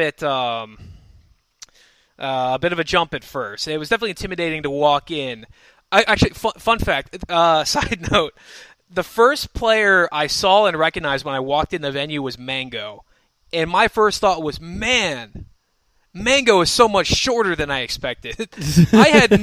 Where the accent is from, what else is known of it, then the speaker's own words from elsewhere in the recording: West Chester, Pennsylvania, United States; Westchester was the premier event for Philly when I first started playing, and it was in my hometown